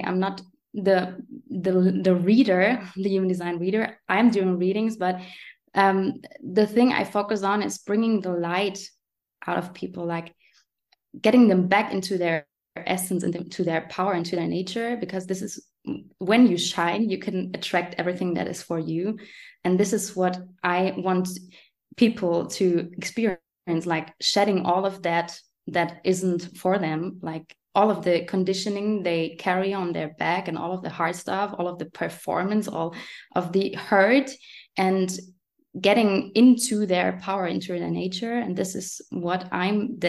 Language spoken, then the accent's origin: English; Germany; English is a second language; next to Frankfurt and Aschaffenburg is where I was born. And now I'm living here